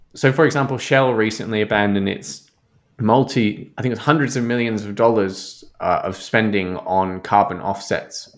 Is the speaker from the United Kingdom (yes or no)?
no; Germany; now in Australia; as a German